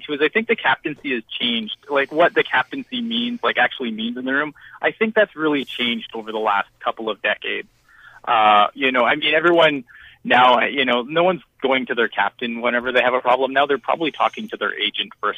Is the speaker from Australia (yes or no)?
no; Sault Ste. Marie, Ontario, Canada; I'm from the Sioux